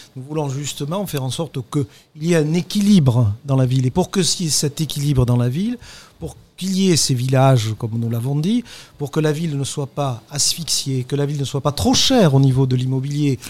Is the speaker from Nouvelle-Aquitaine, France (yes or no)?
yes; Libourne, Nouvelle-Aquitaine, France; also born or lived in Bordeaux; je suis né à Libourne, parce que je suis né à Libourne